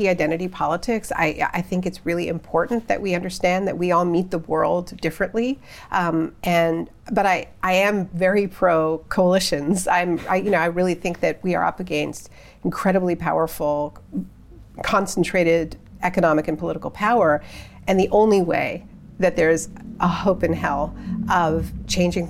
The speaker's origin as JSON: {"language": "English", "country": "Canada", "said": "I'm Canadian."}